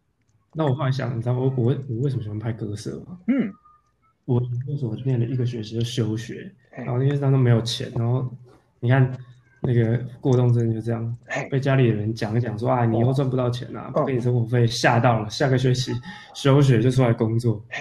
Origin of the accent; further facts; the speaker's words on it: Kaohsiung, Taiwan; now in Taipei, Taiwan; 就有一种你在台北，我我我高雄人，但是我在台北工作，不会看到这样的景观